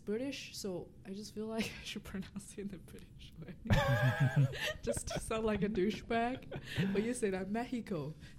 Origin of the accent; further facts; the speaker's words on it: China; accent: Asian; English is a second language; moved away; when I grew up in China